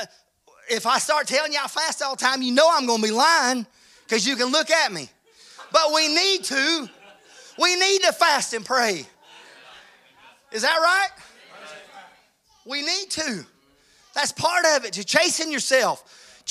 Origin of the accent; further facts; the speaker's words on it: Georgia, United States; moved away; When I moved to Georgia, I was born in Georgia. I moved away and came back